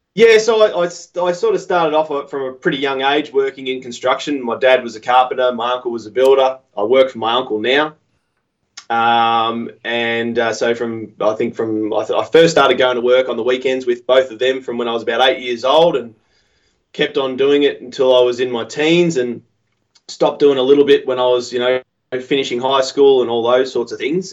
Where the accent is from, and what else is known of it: Australia